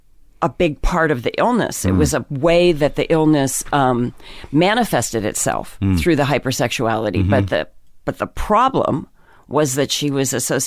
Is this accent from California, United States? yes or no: no; Pennsylvania, United States; In Pennsylvania.